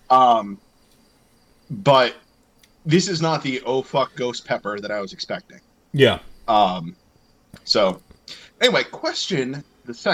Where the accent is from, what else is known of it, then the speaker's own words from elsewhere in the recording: Camp Lejeune, North Carolina, United States; I'm from a biracial family. Like I grew up in North Carolina, Camp Lejeune.